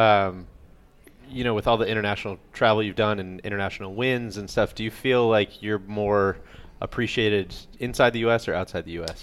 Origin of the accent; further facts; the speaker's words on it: Illinois, United States; moved away; also born or lived in Orlando, Florida; from a small town in Illinois